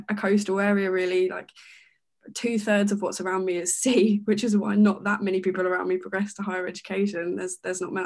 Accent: Kent, South East England, United Kingdom; moved away as an adult; now in Leeds, United Kingdom; I'm originally from Kent. Grew up living with my extended family

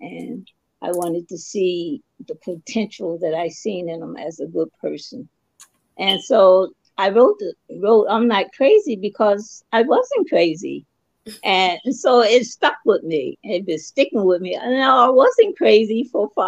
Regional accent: Dover, Delaware, United States; I was born and raised in Delaware, Kent General Hospital in Dover

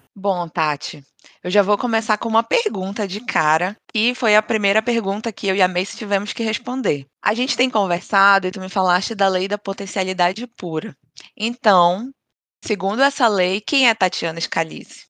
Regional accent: Pará, Brazil; moved away; Desde que eu saí do Brasil, eu hum. sinto que eu sou mais paraense. A cada dia eu me sinto mais paraense

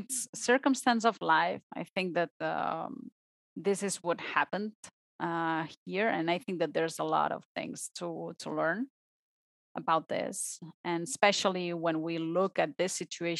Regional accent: Barcelona, Catalonia, Spain; English is a second language; moved away as an adult; now in Switzerland; I am from Spain. I am from Barcelona.

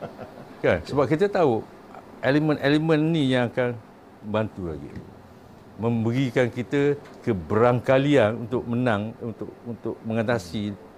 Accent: Kemaman, Terengganu, Malaysia; moved away; saya anak Kemaman. Saya orang Kemaman, budak Kemaman, besar Kemaman mak ayah saya mati di Kemaman.

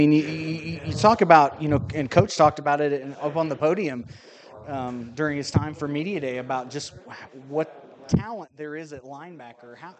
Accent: Union Star, Missouri, United States; I'm from Union Star, so we played 8-man football.

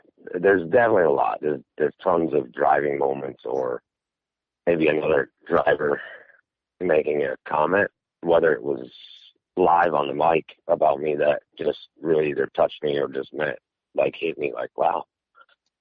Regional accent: Middlebury, Vermont, United States; moved away; my wife and I and my son, we were all born and raised in Vermont

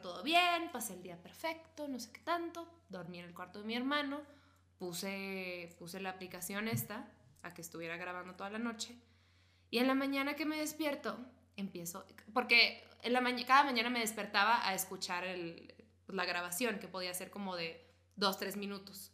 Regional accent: northern Mexico border, Mexico; soy niña de frontera

